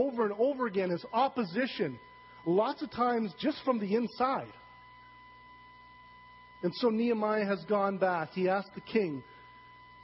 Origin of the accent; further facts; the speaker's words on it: Saskatchewan, Canada; I'm from Saskatchewan